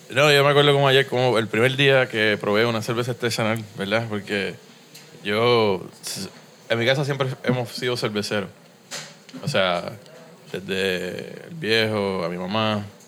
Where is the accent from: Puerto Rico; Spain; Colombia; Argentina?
Puerto Rico; San Juan; moved away as an adult; also born or lived in United States; now in Miami, United States; Yo nací aquí en Río Piedra, en el auxilio mutuo.